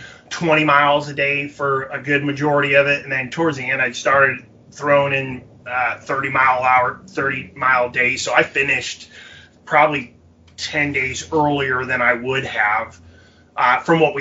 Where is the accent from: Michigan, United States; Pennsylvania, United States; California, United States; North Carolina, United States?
Michigan, United States; moved away; being from Michigan originally